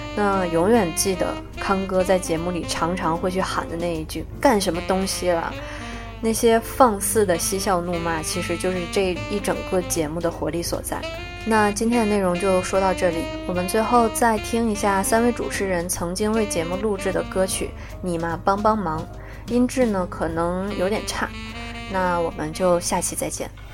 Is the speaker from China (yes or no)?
yes; China; 我们大陆人